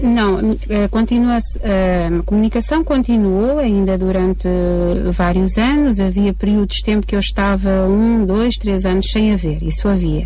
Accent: Covilhã, Castelo Branco, Portugal; Nós éramos da Beira Baixa, eh, eu nasci na, no Hospital da Covilhã.

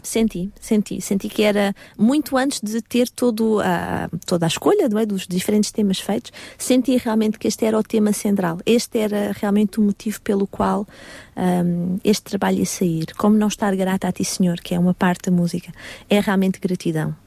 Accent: Portugal; now in Paris, France; eu sou portuguesa, 100% portuguesa

